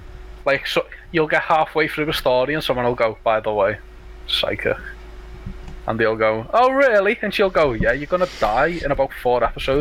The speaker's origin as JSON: {"language": "English", "town": "Liverpool", "region": "North West England", "country": "United Kingdom", "said": "I'm from Liverpool."}